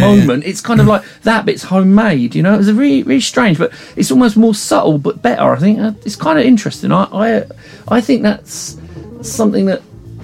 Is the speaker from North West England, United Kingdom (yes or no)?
no; Hythe, South East England, United Kingdom; I grew up in a place called Hive, which is near Folkestone